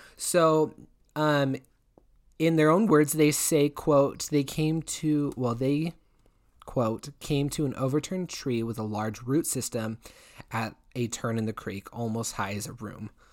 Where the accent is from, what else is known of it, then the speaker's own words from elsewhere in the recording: Washington, United States; my home state of Washington.